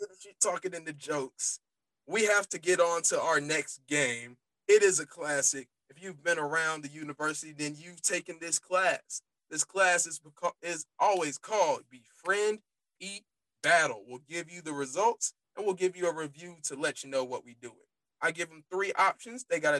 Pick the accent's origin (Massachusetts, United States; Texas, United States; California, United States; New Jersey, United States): Texas, United States; Grand Prairie; If Lance is around, I'm not allowed to say I'm from Grand Prairie.